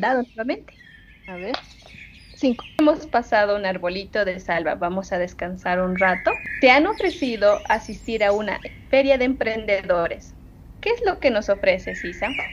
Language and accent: Spanish; Oruro, Bolivia; now in La Paz, Bolivia; yo que soy orureña